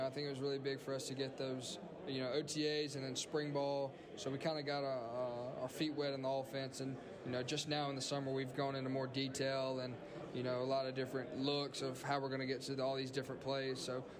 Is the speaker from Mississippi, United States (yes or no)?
yes; Mississippi, United States; You know, that's kind of why I chose Mississippi State, is because I want to stay in state and play for my home state.